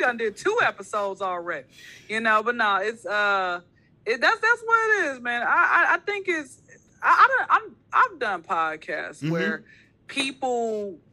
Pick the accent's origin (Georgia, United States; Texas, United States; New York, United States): Georgia, United States; Atlanta; Born and raised in Atlanta.